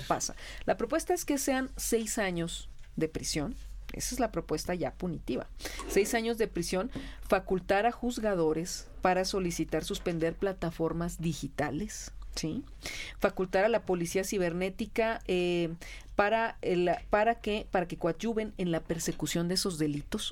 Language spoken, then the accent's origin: Spanish; Hermosillo, Sonora, Mexico; moved away; yo soy de Hermosillo